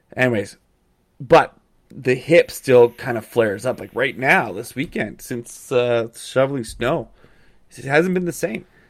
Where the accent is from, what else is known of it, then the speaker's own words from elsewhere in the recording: Calgary, Alberta, Canada; moved away; I grew up in Calgary